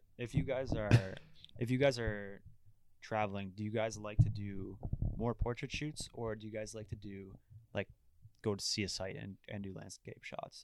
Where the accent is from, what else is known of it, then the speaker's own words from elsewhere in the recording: Ottawa, Ontario, Canada; I'm from Ottawa, I love Ottawa